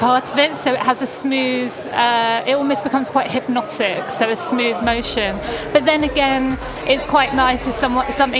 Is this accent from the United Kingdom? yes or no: yes; England, United Kingdom; we're English